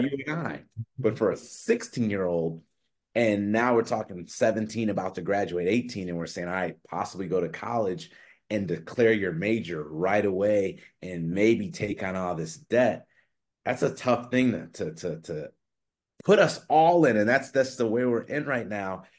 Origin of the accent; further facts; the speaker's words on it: Chicago, Illinois, United States; I'm from Chicago